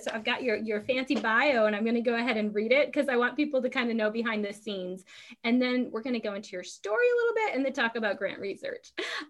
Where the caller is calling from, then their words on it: Guam; So I'm calling from Guam.